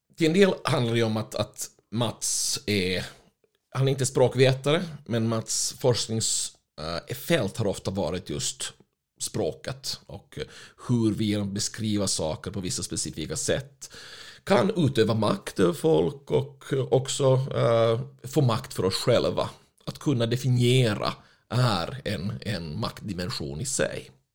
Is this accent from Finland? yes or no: yes; Finland; moved away; jag är ju finländare ursprungligen